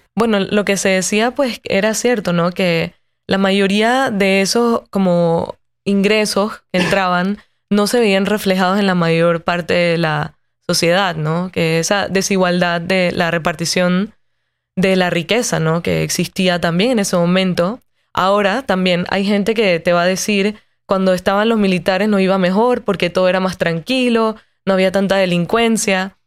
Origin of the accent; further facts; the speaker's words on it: Panama City, Panama; cuando yo camino por las calles de Ciudad de Panamá, ciudad donde yo nací y crecí